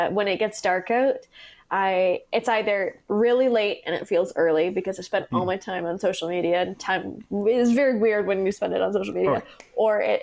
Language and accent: English; Kamloops, British Columbia, Canada; also born or lived in Vancouver; my hometown in Kamloops